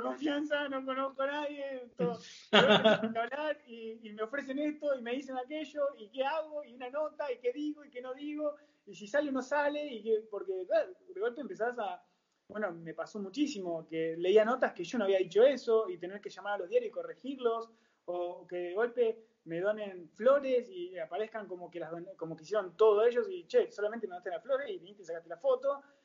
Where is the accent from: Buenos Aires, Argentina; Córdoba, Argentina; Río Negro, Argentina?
Río Negro, Argentina; Bariloche; moved away as an adult; now in La Plata, Argentina; yo soy nacido en Bariloche